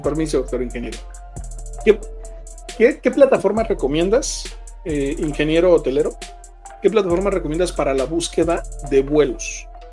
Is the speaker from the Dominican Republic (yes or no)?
no; Mexico; como mexicanos dejamos todo al, último